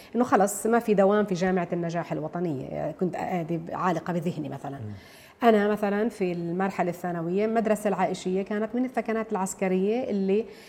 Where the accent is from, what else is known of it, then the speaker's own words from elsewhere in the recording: Nablus, West Bank, Palestine; انا بنت نابلس